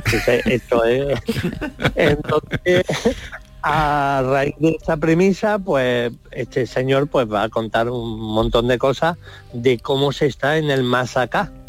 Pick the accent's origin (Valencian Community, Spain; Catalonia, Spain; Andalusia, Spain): Andalusia, Spain; Marmolejo; tengo la costumbre de estrenarlo por, por mi tierra siempre, que la gente se va a Madrid, a eh, Barcelona, estreno. Pues yo este, este espectáculo lo estrené en Marmolejo